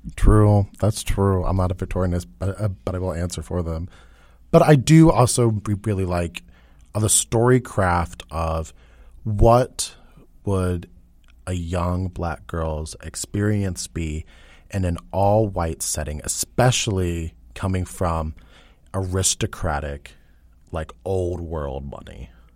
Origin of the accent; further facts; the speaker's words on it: United States; I am an American